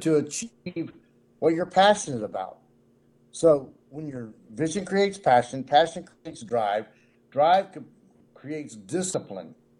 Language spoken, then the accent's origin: English; Cincinnati, Ohio, United States; also born or lived in Nashville; I'm from Cincinnati, but I'm in Nashville, uh, down here a lot.